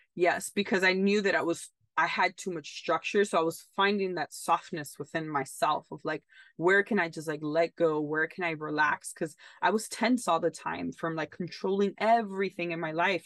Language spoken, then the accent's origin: English; United States; also born or lived in Italy; as in American